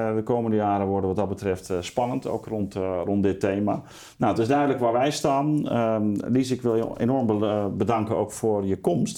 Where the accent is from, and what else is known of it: Netherlands